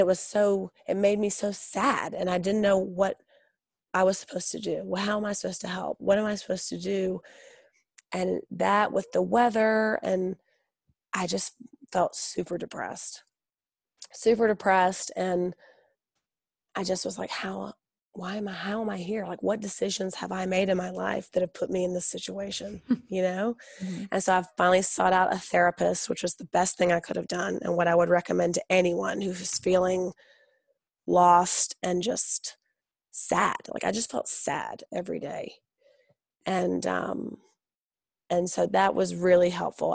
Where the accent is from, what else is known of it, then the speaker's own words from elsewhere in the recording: the South, United States; also born or lived in Mississippi / Orange County, California / San Francisco; now in Georgia, United States; I'm from the South and I live in Georgia now.